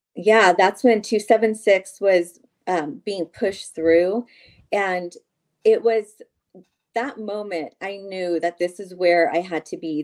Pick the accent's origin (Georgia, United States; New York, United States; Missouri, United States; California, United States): California, United States; San Joaquin County; I grew up in San Joaquin County